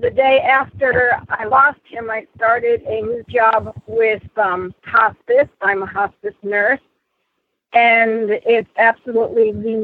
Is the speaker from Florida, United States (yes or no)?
yes; Tavares, Florida, United States; also born or lived in Dunnellon, Florida; I am from Tavares. I used to live just south of you in Dunellen